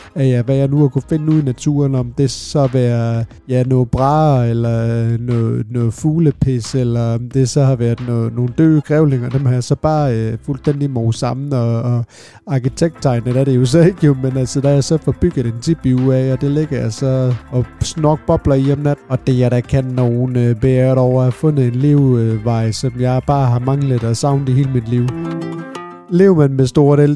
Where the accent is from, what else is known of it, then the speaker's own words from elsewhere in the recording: Svendborg, Southern Denmark, Denmark; Jeg er født og opvokset ned på Fyn, øh, ned omkring Svendborg-regionen